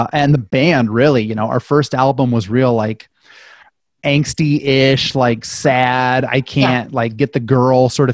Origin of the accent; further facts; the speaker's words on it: Fort Dodge, Iowa, United States; moved away as an adult; also born or lived in Waterloo; I'm from Fort Dodge